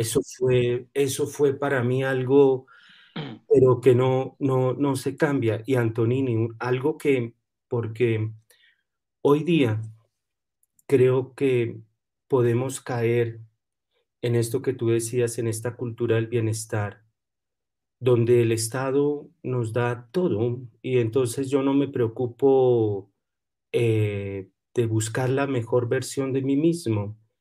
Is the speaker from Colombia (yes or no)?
yes; Colombia; yo soy colombiano y nosotros los colombianos